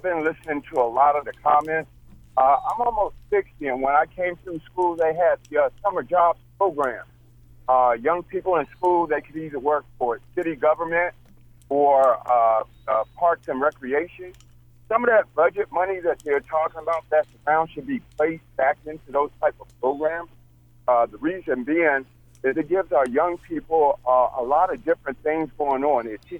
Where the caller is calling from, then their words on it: Georgia, United States; I'm calling you from Georgia.